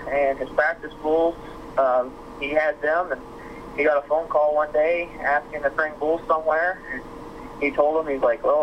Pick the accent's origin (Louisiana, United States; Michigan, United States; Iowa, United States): Iowa, United States; Sidney; I'm from Sydney, Iowa